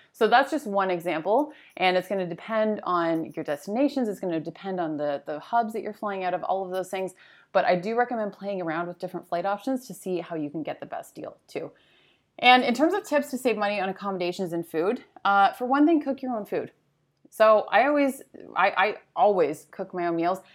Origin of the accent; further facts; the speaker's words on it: Canada; moved away as an adult; I'm Canadian. Um, I lived in Canada my whole life until about eight or so months ago